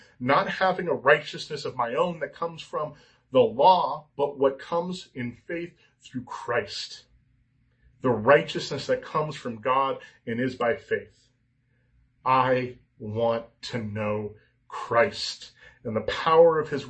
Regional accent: California, United States; I'm an American. I'm a Californian

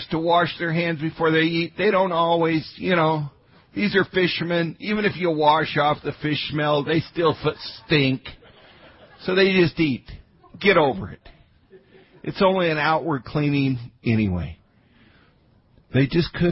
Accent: Grand Junction, Colorado, United States; I grew up in Grand Junction, Colorado.

